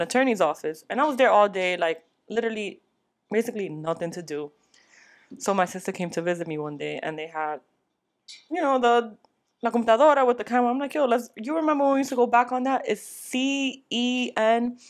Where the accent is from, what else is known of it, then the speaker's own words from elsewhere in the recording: New York, United States; I was brought up in New York